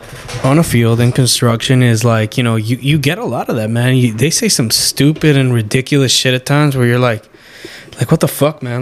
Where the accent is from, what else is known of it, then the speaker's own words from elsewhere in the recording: Vancouver, British Columbia, Canada; I grew up in East Van.